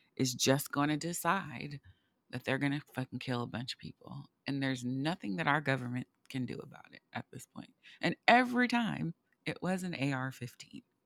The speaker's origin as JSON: {"language": "English", "country": "United States", "said": "as an American"}